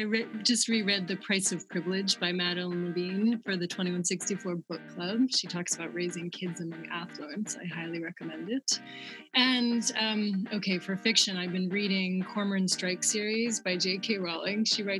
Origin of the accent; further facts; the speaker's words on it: East Coast of the United States, United States; I grew up in the East Coast of the United States